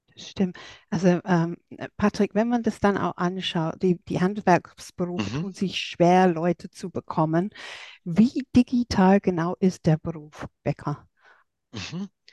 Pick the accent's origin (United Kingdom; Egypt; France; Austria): United Kingdom; England; German is a second language; now in Germany; für mich als Engländerin